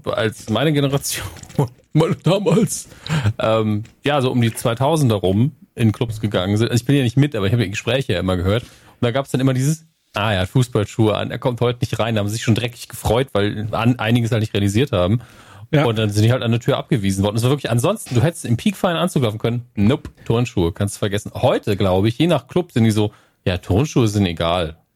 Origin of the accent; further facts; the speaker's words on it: Northern Germany, Germany; bei uns im Norden